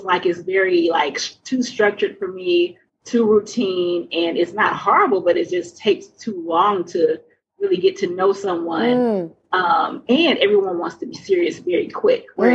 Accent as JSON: {"language": "English", "town": "Atlanta", "region": "Georgia", "country": "United States", "tie": "born or raised there", "said": "I was raised in Atlanta, Southern, we're Baptist"}